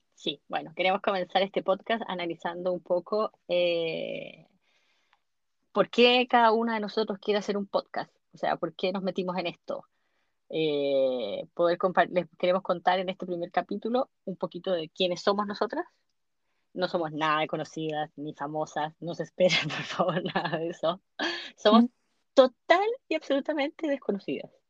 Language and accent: Spanish; Temuco, Araucanía, Chile; also born or lived in Caracas, Venezuela; soy venezolana, pero de padres chilenos exiliados en Venezuela que retornaron después a Chile